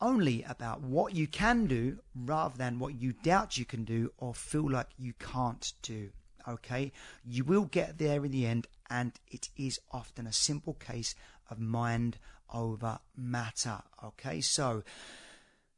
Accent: United Kingdom; I'm a Brit

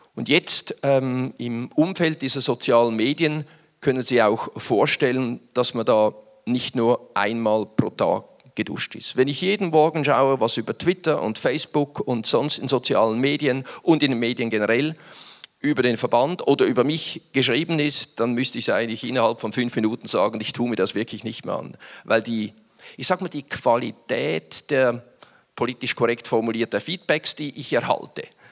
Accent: Winterthur, Zurich, Switzerland; Stadt Winterthur, meine Heimatstadt Winterthur. Und dieses Logistikzentrum befand sich damals etwa 250 Meter weg vom Haus, großer Wohnblock mit vielen Menschen, wo ich aufgewachsen bin

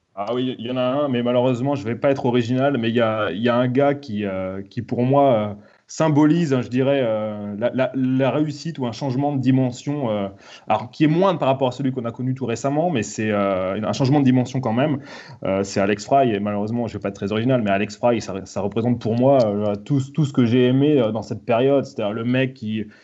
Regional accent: Vitré, Brittany, France; also born or lived in Lower Normandy / Rennes; j'ai grandi, moi, euh, à Vitré. Donc, je, suis, je vitréen, je me considère comme vitréen, même si j'ai fait mes études supérieures à Rennes. j'ai passé toute mon enfance à Vitré

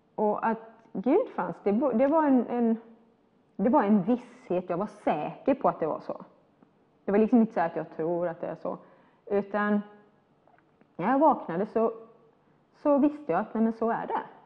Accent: Sweden; jag var ju svensk. Uh, när jag var ung i Sverige

